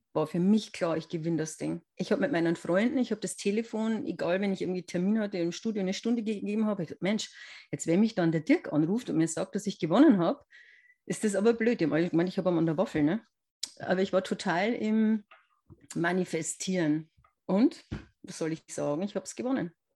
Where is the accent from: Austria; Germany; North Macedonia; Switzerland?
Germany; near Regensburg, Upper Palatinate, Bavaria; Ich komme aus der Nähe vom ähm, schönen Regensburg ähm, in der Oberpfalz